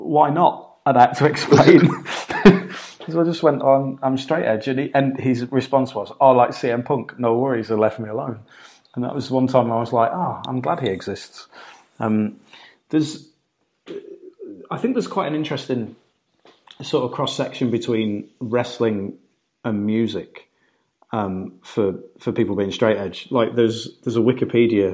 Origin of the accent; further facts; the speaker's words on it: United Kingdom; I grew up growing up in Britain, where we have a massive drink problem